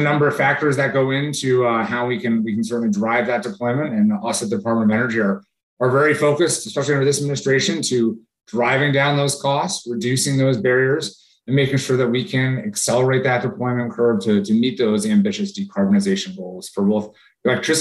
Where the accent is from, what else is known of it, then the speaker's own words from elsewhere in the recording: Hartford, Connecticut, United States; I grew up in Connecticut outside Hartford